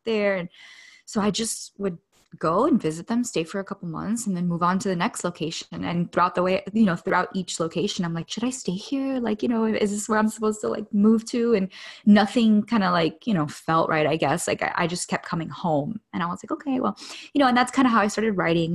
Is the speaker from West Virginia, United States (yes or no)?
no; Miami, Florida, United States; moved away; I grew up in Miami